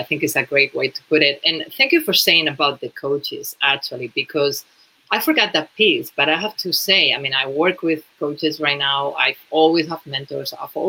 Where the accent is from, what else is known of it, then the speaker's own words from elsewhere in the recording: Spain; English is a second language; moved away as an adult; When I moved to New York from Spain, you know, originally, I was just working, doing some sales.